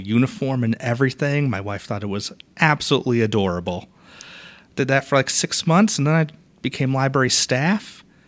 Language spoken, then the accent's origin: English; Boston, Massachusetts, United States; moved away as an adult; also born or lived in Valdosta, Georgia; now in Port Orange, United States; I was born and raised in Boston, Massachusetts